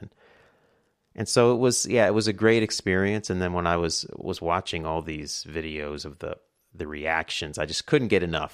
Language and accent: English; New York, United States; I'm from New York